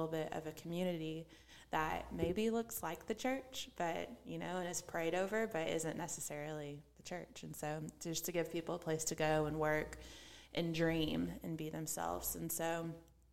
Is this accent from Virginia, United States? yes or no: no; Fort Smith, Arkansas, United States; moved away as an adult; now in Little Rock, United States; My childhood, I'm from Fort Smith, Arkansas.